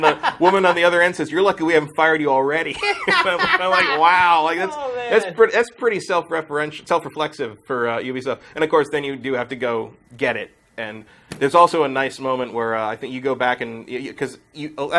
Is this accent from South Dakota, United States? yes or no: no; Palo Alto, California, United States; I grew up in San Francisco in the Bay Area, but, like, I'm from the peninsula of Palo Alto area.